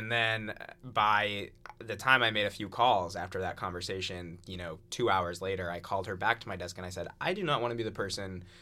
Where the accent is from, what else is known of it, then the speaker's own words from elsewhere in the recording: New England, United States; I'm from New England. I had covered blizzards.